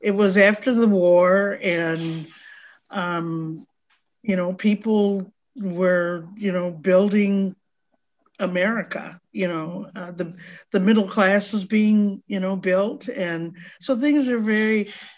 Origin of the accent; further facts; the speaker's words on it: Madison, Wisconsin, United States; I was born and raised in Madison, as was my mother